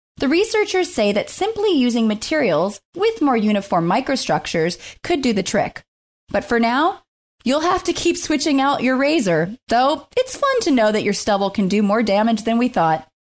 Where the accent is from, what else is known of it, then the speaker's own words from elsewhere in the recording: Scotland, United Kingdom; I'm a Scottish lady